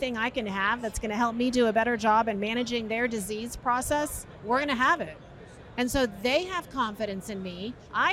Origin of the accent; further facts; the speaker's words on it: New York, United States; now in Florida, United States; I was born in New York